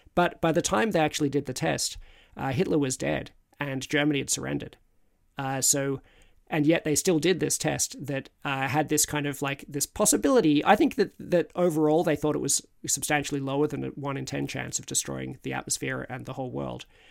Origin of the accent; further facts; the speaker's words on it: Australia; now in United Kingdom; as an Australian in Britain